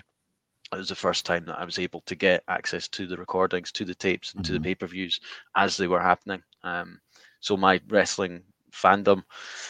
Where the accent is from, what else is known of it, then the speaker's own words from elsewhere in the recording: Scotland, United Kingdom; as you can probably tell from my accent, if you're listening or watching, I'm not from the US, I'm from Scotland